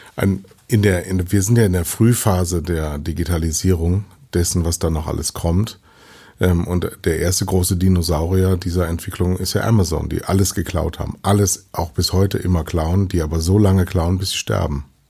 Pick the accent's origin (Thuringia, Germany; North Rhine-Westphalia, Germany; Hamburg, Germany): North Rhine-Westphalia, Germany; Düsseldorf; now in Munich, Germany; drei Jahrzehnten nach München gekommen als Westdeutscher, als Düsseldorfer